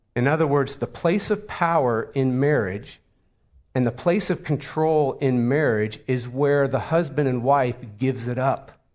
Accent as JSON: {"language": "English", "town": "Pittsburgh", "region": "Pennsylvania", "country": "United States", "moved": "yes", "said": "We're from Pittsburgh, Pennsylvania"}